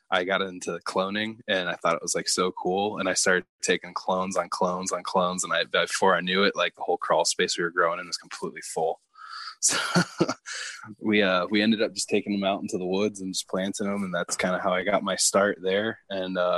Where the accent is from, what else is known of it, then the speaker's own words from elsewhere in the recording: Toledo, Ohio, United States; also born or lived in Appalachian region, southeastern US; now in Southeastern US, near the Appalachian Mountains; I'm originally from Toledo, Ohio